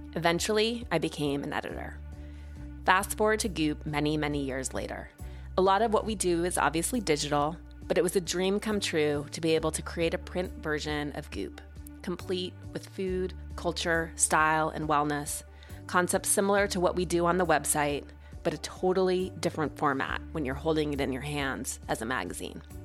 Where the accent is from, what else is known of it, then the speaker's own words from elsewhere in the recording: Montana, United States; moved away; growing up in Montana